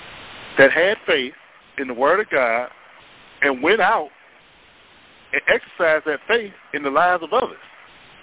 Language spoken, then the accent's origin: English; Cleveland, Ohio, United States; I'm from Northeast Ohio, from Cleveland